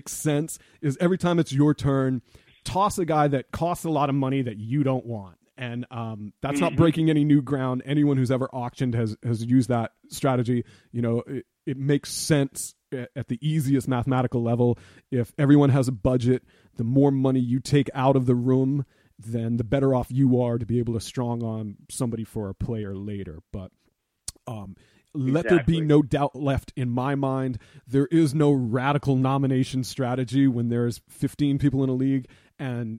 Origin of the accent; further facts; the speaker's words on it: Boston, Massachusetts, United States; growing up in Boston